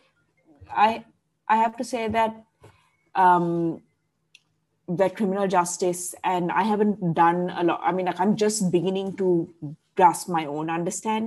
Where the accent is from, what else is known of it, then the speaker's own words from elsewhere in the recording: Colombo, Western Province, Sri Lanka; also born or lived in Sydney, Australia; I grew up in Colombo